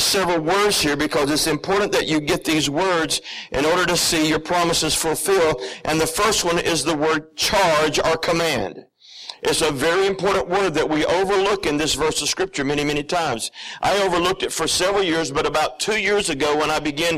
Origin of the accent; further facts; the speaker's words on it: Alabama, United States; I'm from the South, my original home place is Alabama